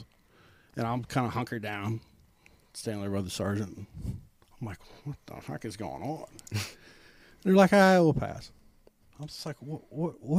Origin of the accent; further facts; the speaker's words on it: Iowa, United States; moved away as an adult; now in Kansas City, United States; growing up on an Iowa farm boy